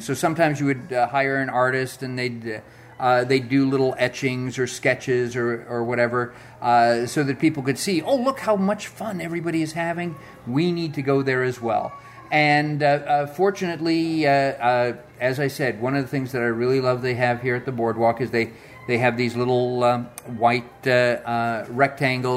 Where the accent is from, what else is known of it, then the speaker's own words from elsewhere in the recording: California, United States; growing up in California and going to Disneyland